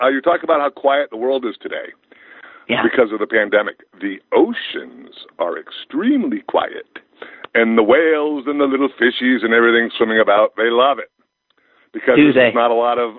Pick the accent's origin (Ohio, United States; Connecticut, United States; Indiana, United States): Ohio, United States; Cleveland; I grew up in Cleveland. My dad was an engineer for U.S. Steel in Cleveland.